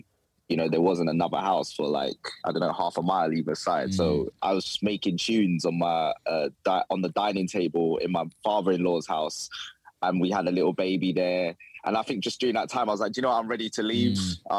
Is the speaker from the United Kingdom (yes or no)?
yes; London, United Kingdom; moved away as an adult; I grew up in London, and this is more green space than I've ever had.